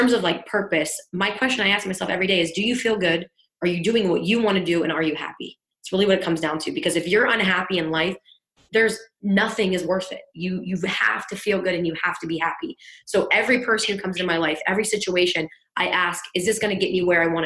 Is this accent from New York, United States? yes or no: no; East Liverpool, Ohio, United States; moved away as an adult; also born or lived in Pittsburgh, Pennsylvania; now in Florida, United States; My hometown is East Liverpool, Ohio